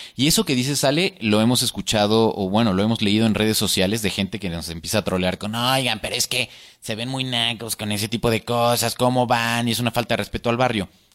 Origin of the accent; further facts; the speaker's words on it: Mexico City, Mexico; todos somos chilangos